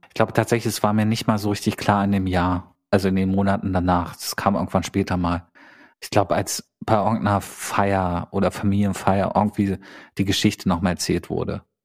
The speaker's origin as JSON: {"language": "German", "town": "Gardelegen", "region": "Saxony-Anhalt", "country": "Germany", "tie": "born or raised there", "moved": "yes", "said": "Da sind wir irgendwie jedes Wochenende nach Gardelingen, meine Heimatstadt, zurückgefahren"}